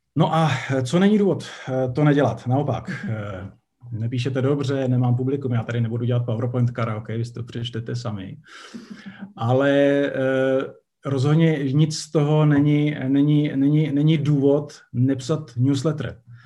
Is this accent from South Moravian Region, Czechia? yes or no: no; Ostrava, Moravian-Silesian Region, Czechia; moved away; dlouho jako jsem v Ostravě nebyl, je fajn se tam zase objevit, je to moje rodné město